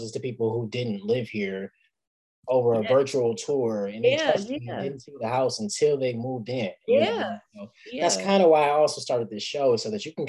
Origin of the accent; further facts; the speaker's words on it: Detroit, Michigan, United States; I live in a university district. I grew up in Sherwood Forest.